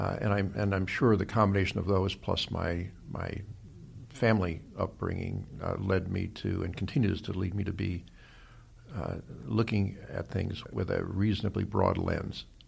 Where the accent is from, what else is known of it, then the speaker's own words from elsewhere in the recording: Los Angeles, California, United States; also born or lived in Cleveland, Ohio; I really think of myself as having grown up here in Los Angeles as a practical matter